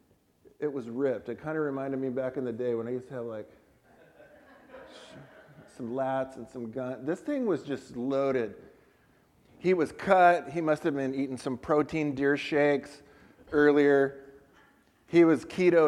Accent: San Diego, California, United States; I was born in San Diego, but we've both found our lives living in Central California

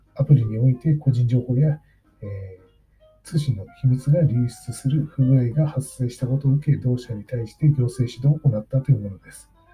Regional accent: Tohoku, Japan; moved away; 僕は東北出身

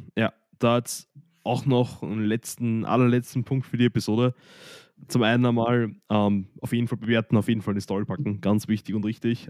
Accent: Austria; nach der Hauptschule bei uns in Österreich, wo gerade Matura ist

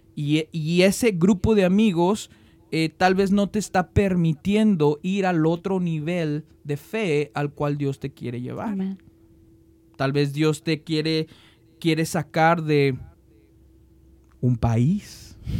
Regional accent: Mexico; now in United States; que no somos este, estadounidenses, pero somos mexicanos, extrañamos nuestra patria, amamos nuestra patria

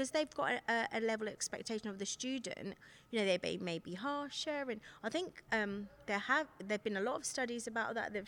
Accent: United Kingdom; Yeah, but you're not English, are you? Or, well, I'm British, okay.

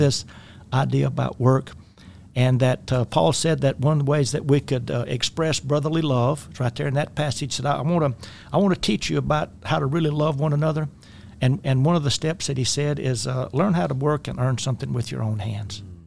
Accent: rural Louisiana, United States; I grew up in the Deep South, uh, mid-twentieth century and, uh, rural Louisiana.

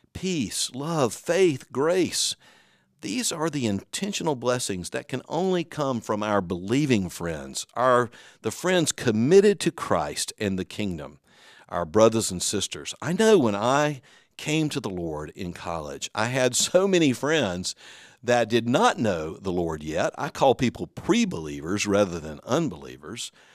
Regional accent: the South, United States; I'm from the South.

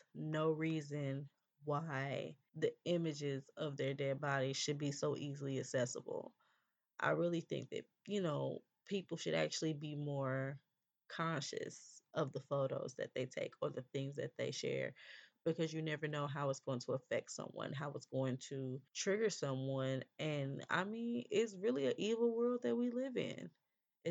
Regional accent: California, United States; I'm from California

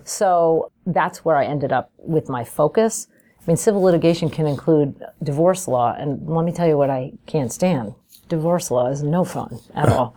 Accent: Albany, New York, United States; I'm from Albany, New York

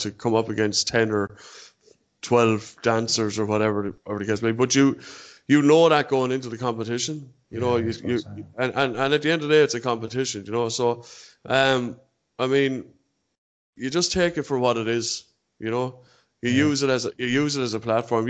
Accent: Ireland; I'm an Irishman.

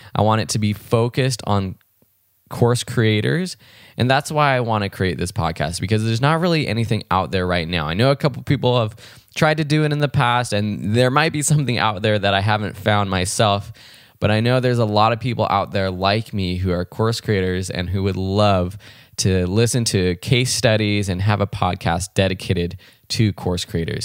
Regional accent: Los Angeles, California, United States; I grew up in Los Angeles, California, out in the L A County area, and had a really great childhood

